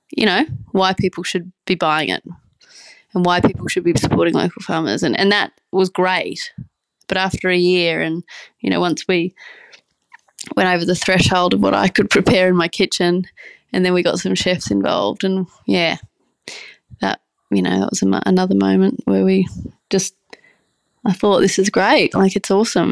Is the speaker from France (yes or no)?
no; Brisbane, Queensland, Australia; moved away as an adult; I'm from the city, I'm from Brisbane